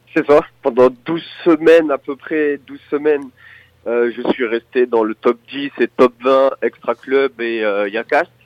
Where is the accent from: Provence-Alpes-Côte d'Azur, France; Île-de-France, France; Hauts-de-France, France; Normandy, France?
Provence-Alpes-Côte d'Azur, France; Nice; je suis de Nice